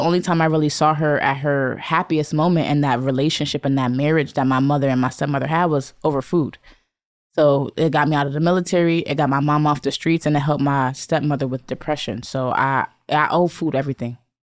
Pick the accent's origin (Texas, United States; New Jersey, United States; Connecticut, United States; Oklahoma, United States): Connecticut, United States; Bridgeport; I'm from Bridgeport, Connecticut. We consider that the hood of Connecticut.